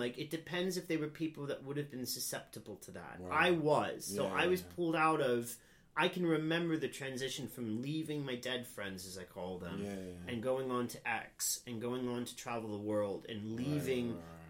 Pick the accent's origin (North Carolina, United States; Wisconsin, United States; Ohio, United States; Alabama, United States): Ohio, United States; Anderson Township; moved away as an adult; also born or lived in California / South Korea; now in London, United Kingdom; I grew up in a suburb of Cincinnati. Right. I didn't grow up in the city.